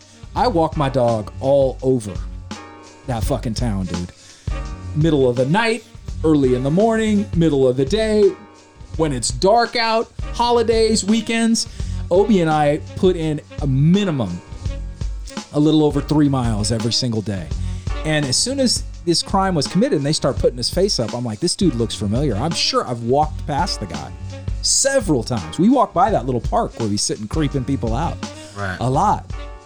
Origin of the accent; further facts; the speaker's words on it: Amador County, California, United States; also born or lived in Sacramento, California; I moved to Amador County in 1987 from South Sacramento, where my parents worried about my safety all the time.